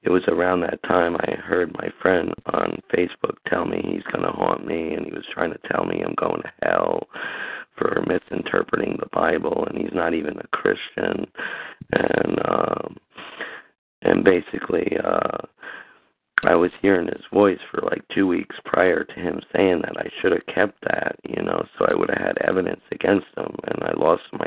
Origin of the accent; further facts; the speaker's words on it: Summit, New Jersey, United States; I'm from Summit, New Jersey